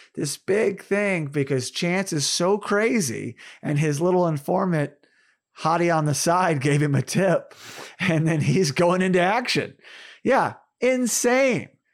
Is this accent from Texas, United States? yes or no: no; Tulsa, Oklahoma, United States; Born in Tulsa, Oklahoma, my hometown